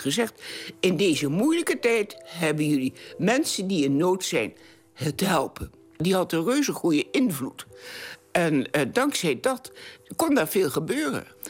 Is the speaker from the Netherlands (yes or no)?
yes; Hengelo, Overijssel, Netherlands; now in Enschede, Netherlands; En ik ben geboren in Hengelo, 8 november 1921